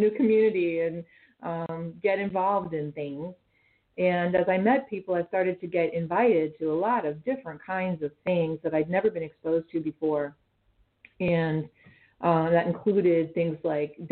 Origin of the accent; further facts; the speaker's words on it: Western Pennsylvania, United States; moved away as an adult; also born or lived in Rochester, New York; I grew up in Western Pennsylvania, a small town girl